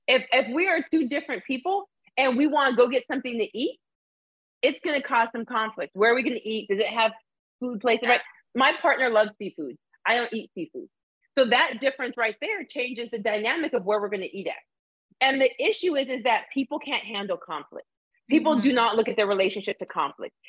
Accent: Arizona, United States; also born or lived in Canada; I'm a person who was raised in Arizona

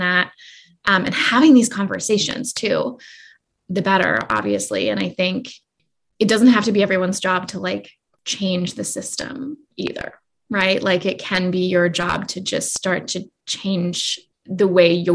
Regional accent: Canada; now in Salt Spring Island, Canada; growing up, I remember, especially as a Canadian

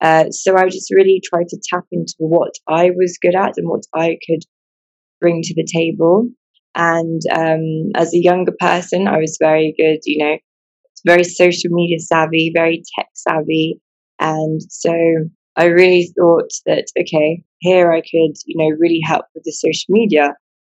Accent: England, United Kingdom; I wasn't born here. I was born in England. I've lived in England pretty much all my life.

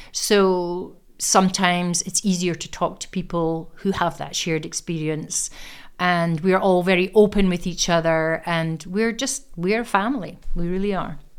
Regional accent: Aberdeen, Scotland, United Kingdom; I was born in Aberdeen, I am an Aberdonian, educated here from the age of five right up to the age of eighteen

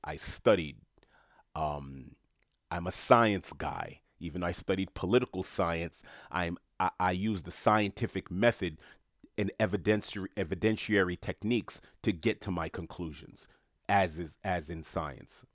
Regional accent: New York City, New York, United States; moved away; I'm from New York City, born and raised from Queens

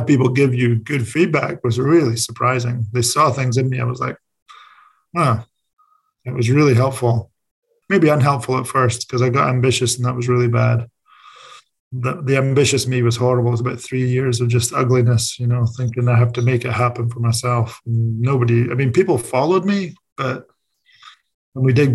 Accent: Scotland, United Kingdom; moved away; As a Scottish person

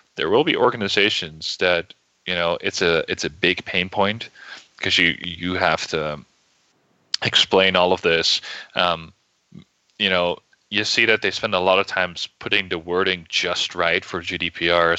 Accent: Netherlands; moved away as an adult; now in United States; I'm originally from the Netherlands. I moved to the U.S. about seven or eight months ago.

